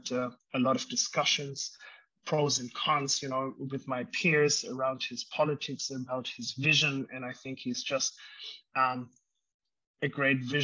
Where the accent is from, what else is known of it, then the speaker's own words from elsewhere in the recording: Germany; I grew up in Germany